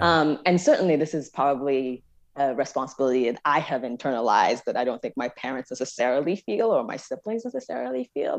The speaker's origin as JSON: {"language": "English", "town": "Jos", "region": "Plateau", "country": "Nigeria", "tie": "born or raised there", "moved": "yes", "said": "growing up in Nigeria, I was sort of in a I sort of an un-, unusual educational experience where my parents moved me in sixth grade to an American missionary school"}